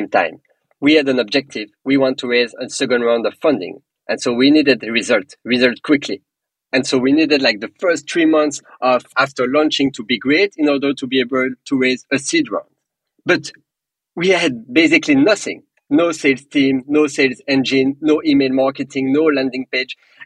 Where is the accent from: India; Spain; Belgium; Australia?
Belgium; accent: French; English is a second language; moved away; also born or lived in England / Paris; I'm personally from Belgium. I have a very strong French accent